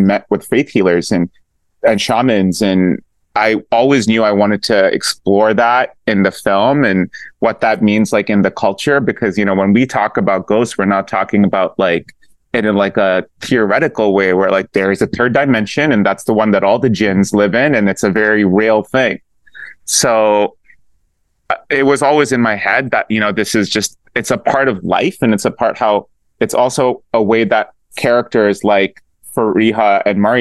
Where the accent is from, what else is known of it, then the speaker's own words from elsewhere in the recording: Pakistan; I did religious studies growing up in Pakistan